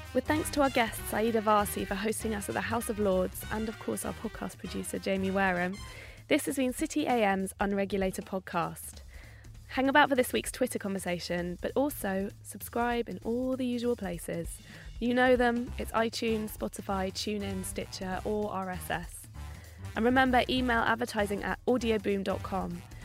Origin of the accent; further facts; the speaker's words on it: Bath, South West England, United Kingdom; I grew up in Bath